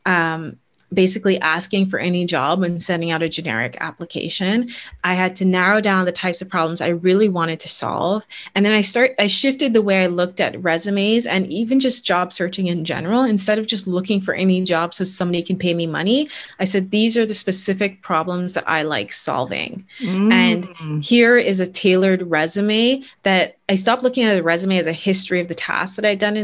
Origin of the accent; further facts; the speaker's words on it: Bahamas; moved away as an adult; also born or lived in Canada; I was born and raised in the Bahamas